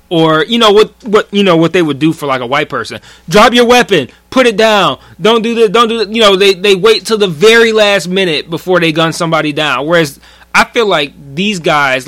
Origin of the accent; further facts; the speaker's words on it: Detroit, Michigan, United States; we grew up in Detroit public school